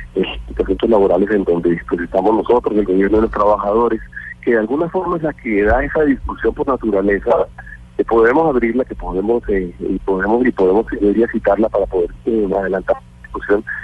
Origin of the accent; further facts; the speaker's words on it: Colombia; nosotros de implementar como colombianos